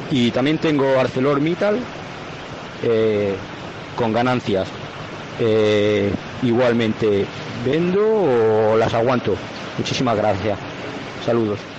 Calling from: Barcelona, Catalonia, Spain; Hola, buenos días. Soy … de Barcelona.

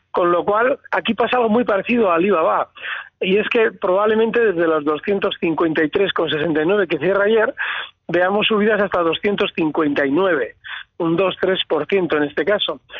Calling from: Valencia, Valencian Community, Spain; Hola, buenos días. … de Valencia.

